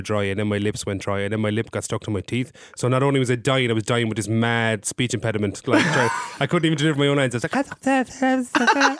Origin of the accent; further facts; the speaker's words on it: County Limerick, Munster, Ireland; I am from Limerick.